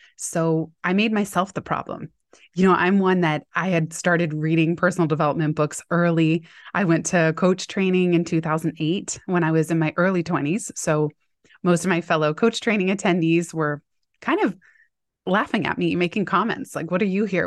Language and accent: English; Palo Alto, California, United States; my hometown where I had gone to middle school, high school in Palo Alto.